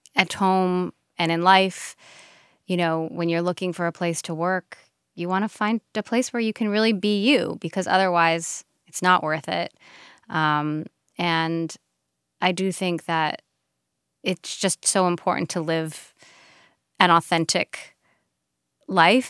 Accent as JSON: {"language": "English", "region": "Hawaii", "country": "United States", "said": "we're from Hawaii"}